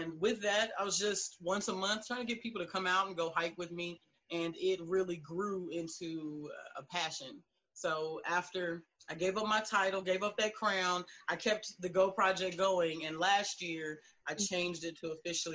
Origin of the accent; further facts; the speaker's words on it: Fort Worth, Texas, United States; I'm from Funkytown, Fort Worth, Texas.